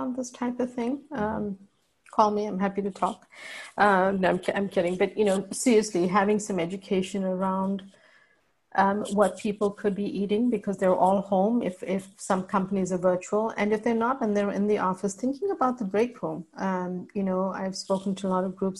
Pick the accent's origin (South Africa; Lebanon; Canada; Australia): South Africa; moved away; So I'm part Indian, but raised in South Africa